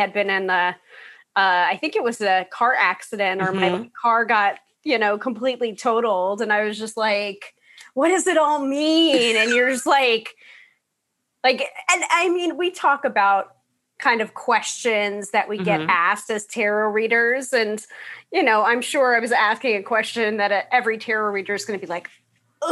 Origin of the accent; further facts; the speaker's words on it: New York, United States; the New Yorker.